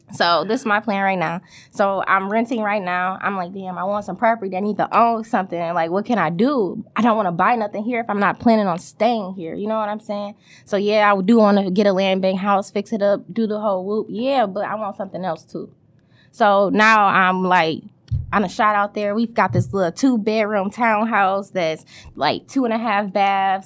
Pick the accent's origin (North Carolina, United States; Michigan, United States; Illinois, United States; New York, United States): Michigan, United States; Detroit; also born or lived in Lansing, Michigan; going to elementary school in Wayne, right there on Wayburn and Whittier